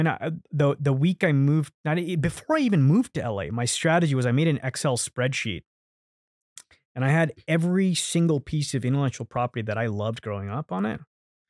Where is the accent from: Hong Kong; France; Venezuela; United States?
Hong Kong; because I grew up in Hong Kong, which was a British colony, so I was very familiar with like the British IP